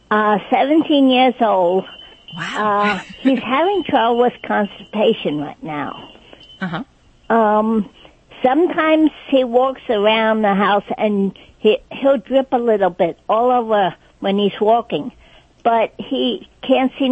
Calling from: West Reading, Pennsylvania, United States; Uh, West Reading, PA.

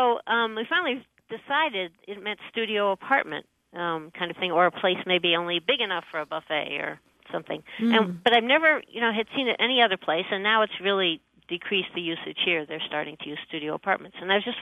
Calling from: Denver, Colorado, United States; I'm from Denver, and I get to hear you on podcasts.

